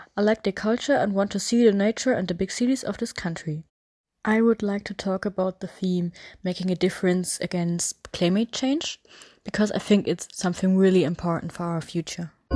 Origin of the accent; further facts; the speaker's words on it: Hamburg, Germany; English is a second language; I'm from Hamburg and I'm 16 years old